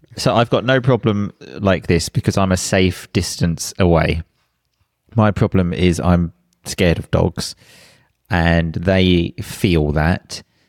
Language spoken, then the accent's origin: English; England, United Kingdom; moved away as an adult; also born or lived in Sicily, Italy; we decided to move back to England